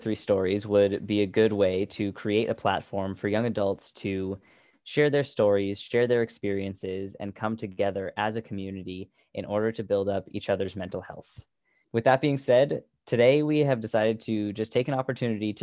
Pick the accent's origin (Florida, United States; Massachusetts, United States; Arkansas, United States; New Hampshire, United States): New Hampshire, United States; So Heather and I, as far as I know, were both born and raised in the New Hampshire area.